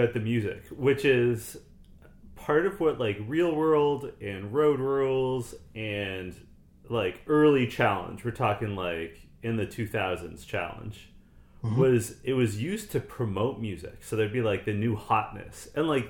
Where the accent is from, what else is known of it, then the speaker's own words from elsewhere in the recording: Canada; I'm Canadian